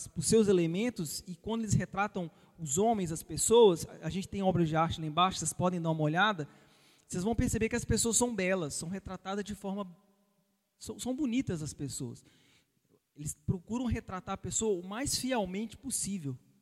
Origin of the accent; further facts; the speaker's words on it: Brazil; vocês e eu, como brasileiros